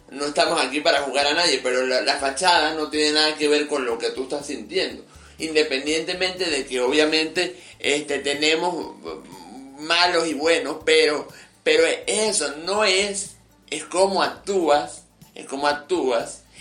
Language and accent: Spanish; Mérida, Venezuela; venezolano siempre, nosotros como venezolanos siempre regresamos, así nos lleva para China. Y, y amo a, Mérida y aquí estoy eh, aún en el medio de estas